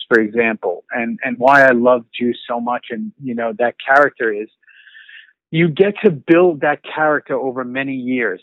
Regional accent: New York City, New York, United States; moved away as an adult; also born or lived in Los Angeles; I was born and raised in New York City. Staten Island

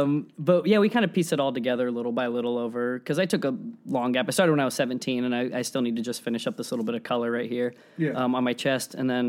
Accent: Las Vegas, Nevada, United States; I'm from Las Vegas. Growing up in Vegas

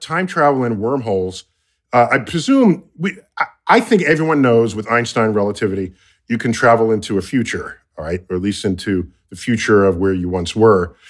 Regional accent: United States; they know I'm American

